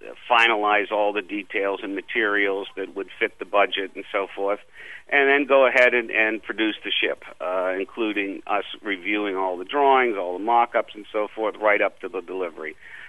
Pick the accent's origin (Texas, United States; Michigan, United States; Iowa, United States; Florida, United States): Florida, United States; Miami; But I think the major influence for me, and very fortunate, was that I grew up in a tourist town.